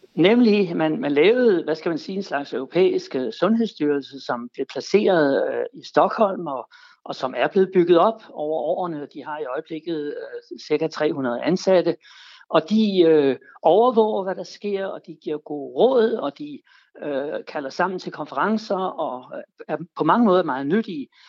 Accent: Denmark

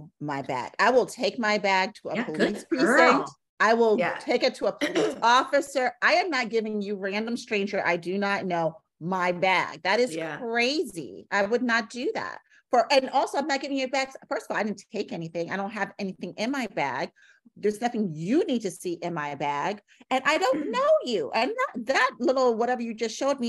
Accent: New York City, New York, United States; I'm from New York City

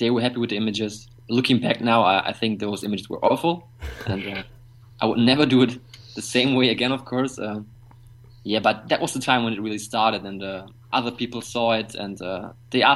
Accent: Bottrop, North Rhine-Westphalia, Germany; Home is in Germany. It's a small town called Bottrop. It's an industrial area, and the next big cities are Dortmund and Düsseldorf, which some of you might know. So, but I don't think that my hometown is actually quite known in the world

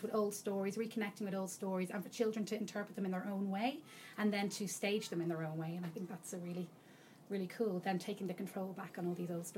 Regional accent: Dublin, Leinster, Ireland; now in United Kingdom; I'm from Dublin. I hail from Dublin, and I've been living in the UK now for about 9 years, so my accent dwindles a little bit, but every so often I talk to my dad and it comes back.

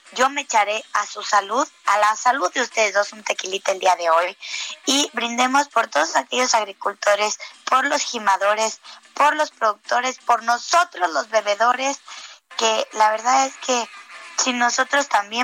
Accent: Mexico; nos ha caracterizado como mexicanos

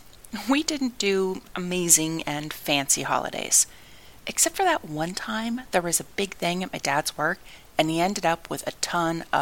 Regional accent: Canada; where I grew up in Canada.

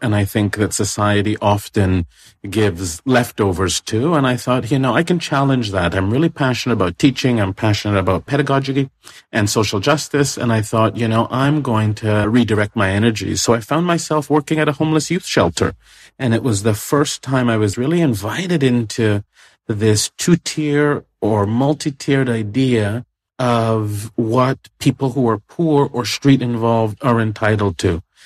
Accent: Toronto, Ontario, Canada; moved away; I grew up in Toronto

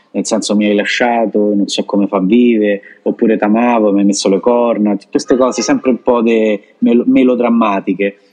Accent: Italy; moved away as an adult; also born or lived in Japan; now in Santo Domingo, Dominican Republic

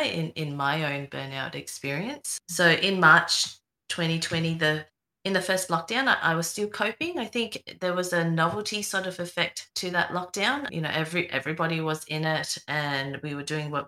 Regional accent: Melbourne, Victoria, Australia; I'm from Melbourne

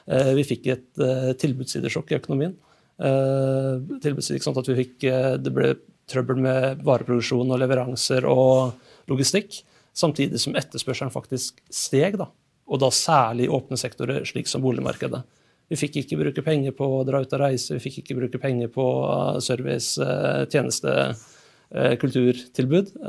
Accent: Fredrikstad, Østfold, Norway; also born or lived in Oslo; Selv så flytta jeg fra Oslo til Fredrikstad for to år siden. Og jeg er fra Fredrikstad opprinnelig.

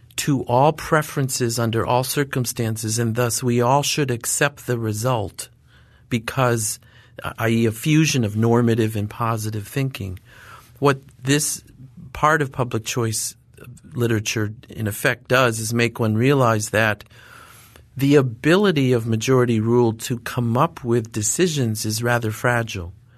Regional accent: Watertown, New York, United States; moved away; my little town where I grew up in Northern New York, Watertown, New York

